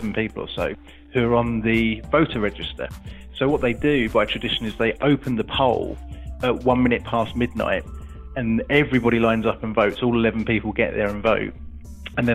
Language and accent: English; England, United Kingdom; being an Englishman abroad there